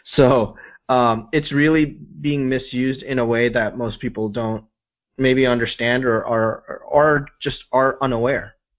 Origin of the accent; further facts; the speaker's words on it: Midwest, United States; I grew up in the Midwest, and my parents had a small business